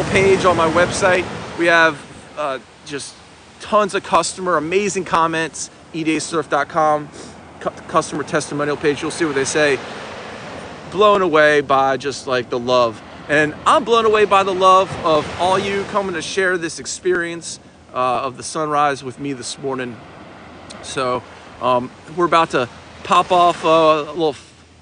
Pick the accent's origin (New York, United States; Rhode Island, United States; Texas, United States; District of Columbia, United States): District of Columbia, United States; Washington; moved away as an adult; now in Wilmington, United States; I'm from Washington, D.C. originally. Yes, guys, Washington, D.C. I grew up there